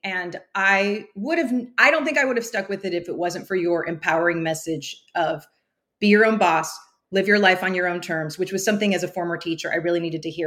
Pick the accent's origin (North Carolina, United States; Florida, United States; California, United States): California, United States; Central Valley; moved away as an adult; also born or lived in Pacific Northwest; I grew up in California in the Central Valley